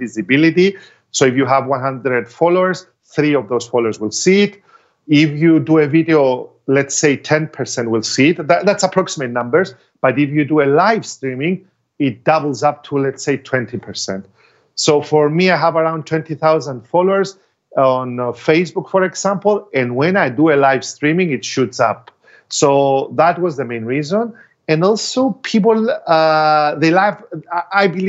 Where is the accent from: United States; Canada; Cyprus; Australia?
Cyprus; in my home country, because I cannot charge double of what I charge abroad and charge less in Cyprus